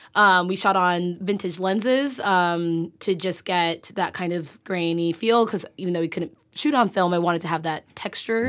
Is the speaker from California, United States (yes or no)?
yes; San Francisco Bay Area, California, United States; moved away; I'm from the Bay